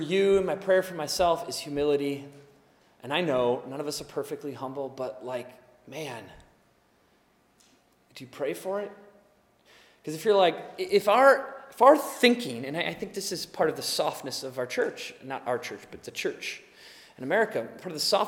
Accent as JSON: {"language": "English", "country": "United States", "said": "It's who we are as American people"}